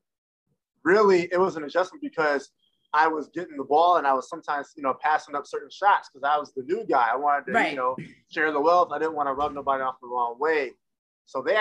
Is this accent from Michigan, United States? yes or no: yes; Belleville, Michigan, United States; also born or lived in Ypsilanti, Michigan; I'm from Ypsilanti, Michigan. And I grew up in Belleville, Michigan as well